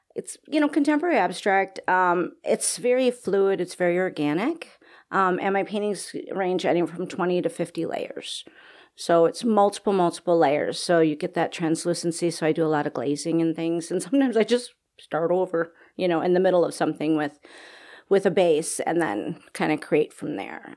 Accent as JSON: {"language": "English", "town": "Oak Creek", "region": "Wisconsin", "country": "United States", "tie": "born or raised there", "said": "I grew up in Oak Creek, Wisconsin. Okay. So I'm a cheesehead."}